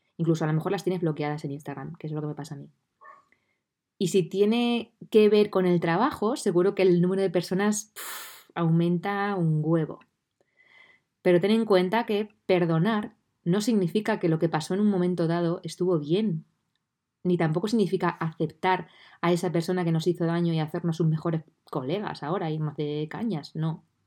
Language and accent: Spanish; Puertollano, Castilla-La Mancha, Spain; estoy viviendo desde noviembre del 2020 de nuevo en Portollano, en mi ciudad natal